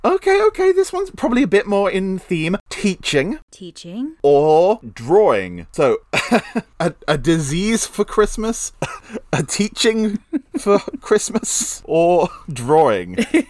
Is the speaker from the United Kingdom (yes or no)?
yes; England, United Kingdom; So, I'm English